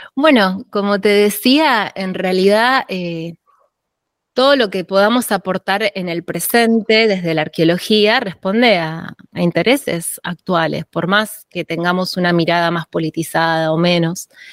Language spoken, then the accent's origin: Spanish; Tandil, Buenos Aires Province, Argentina; yo nací en Tandil, en la provincia de Buenos Aires, que es una ciudad serrana